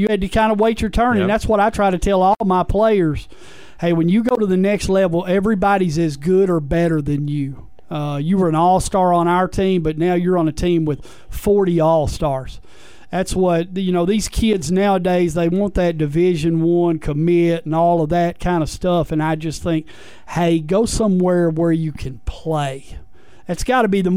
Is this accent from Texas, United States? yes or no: yes; Mineola, Texas, United States; moved away as an adult; also born or lived in Magnolia, Arkansas / Nashville, Arkansas; I grew up in Mineola, Texas.